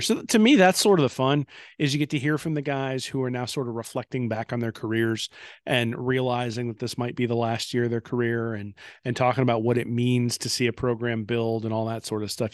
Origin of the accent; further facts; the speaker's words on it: Indiana, United States; I grew up in Indiana